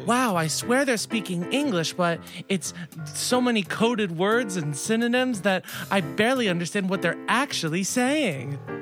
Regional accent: South Florida, United States; now in New York City, United States; We go all the way back to middle school yes. because we're from South Florida

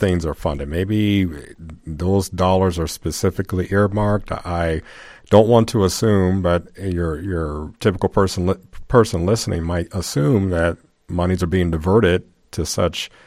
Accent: Gary, Indiana, United States; moved away; I grew up in Gary

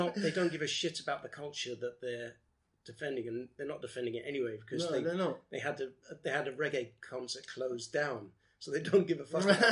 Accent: London, United Kingdom; I grew up in Brent, which was almost the birthplace of political correctness in the UK.

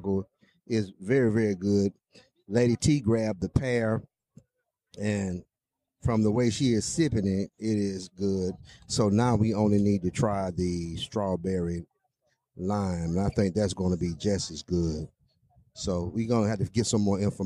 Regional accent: Alabama, United States; I'm from Alabama.

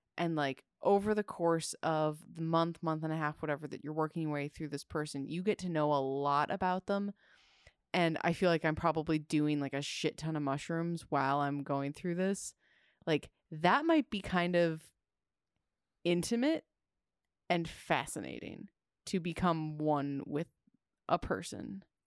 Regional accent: Midwest, United States; I grew up in the Midwest

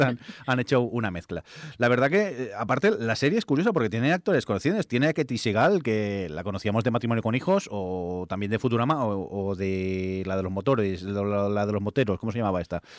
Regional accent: Barcelona, Catalonia, Spain; soy de Barcelona

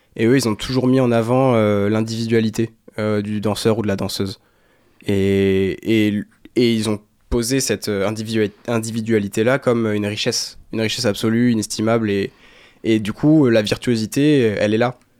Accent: Saint-Père-Marc-en-Poulet, Brittany, France; also born or lived in Saint-Malo; J'ai grandi à Saint-Père-Marc-en-Poulet. C'est pas Saint-Malo, c'est à 8 minutes en voiture de Saint-Malo

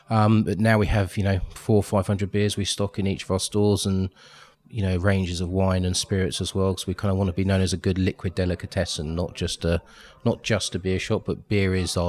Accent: Twickenham, London, United Kingdom; also born or lived in Canada; I grew up in the Twickenham area.

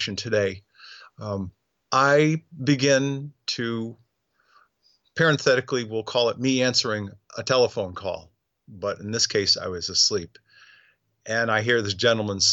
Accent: New England, United States; moved away as an adult; also born or lived in Arizona; I'm originally from New England

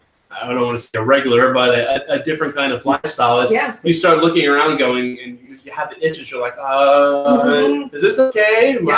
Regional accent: Sarasota, Florida, United States; I'm from Sarasota.

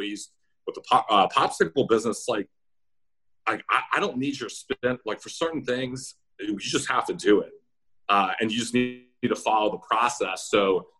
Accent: Roswell, Georgia, United States; now in Richmond, United States; I grew up in Roswell, Georgia, suburb of Atlanta

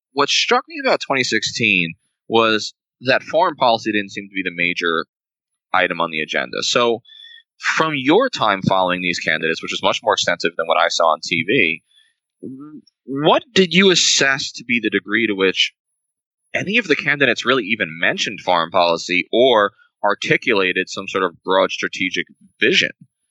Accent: United States; like as a veteran and also just as an American and a human being

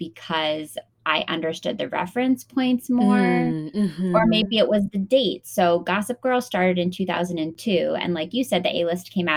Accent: East Coast, United States; I grew up on the East Coast

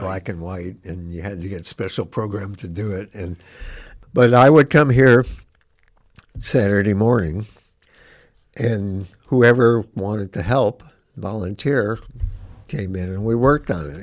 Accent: Gary, Indiana, United States; also born or lived in Chicago, Illinois; now in Bloomington, United States; I grew up in Gary, but I was born in Chicago

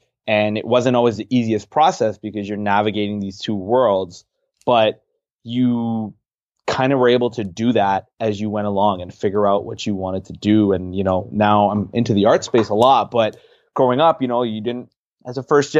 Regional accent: Pickering, Ontario, Canada; So I grew up in Toronto, Ontario. Canada, so the six, as Drake has dubbed it, just a little bit outside in a city called Pickering, where my family lives.

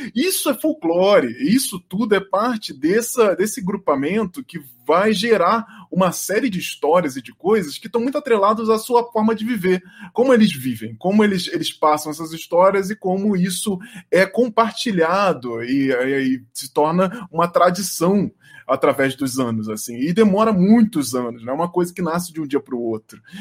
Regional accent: Rio de Janeiro, Brazil; eu sou carioca

